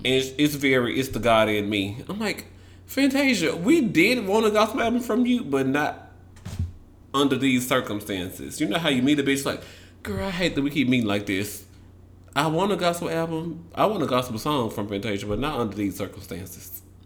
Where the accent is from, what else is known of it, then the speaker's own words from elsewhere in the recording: the South, United States; I'm from the South